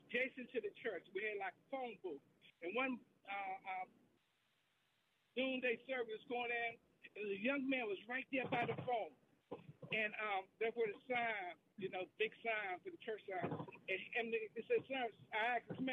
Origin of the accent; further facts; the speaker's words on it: Virginia, United States; now in Washington, D.C., United States; I'm originally from Virginia.